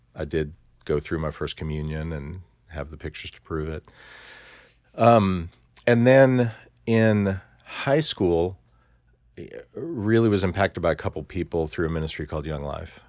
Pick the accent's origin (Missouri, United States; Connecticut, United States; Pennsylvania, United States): Missouri, United States; Columbia; I grew up in Columbia, Missouri